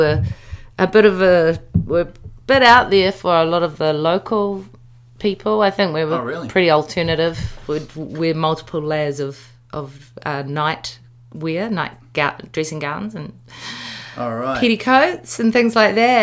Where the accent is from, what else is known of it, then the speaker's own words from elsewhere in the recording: Wellington, New Zealand; moved away; Wellington. I grew up in Tawa